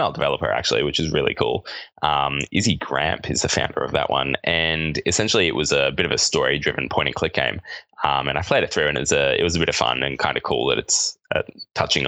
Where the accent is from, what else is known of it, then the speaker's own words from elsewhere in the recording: Australia; accent: Australian; It's my Australian accent